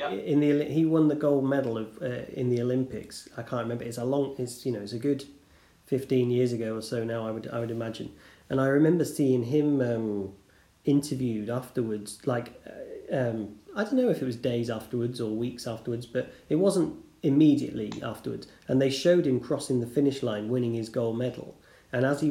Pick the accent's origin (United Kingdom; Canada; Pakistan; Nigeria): United Kingdom; being British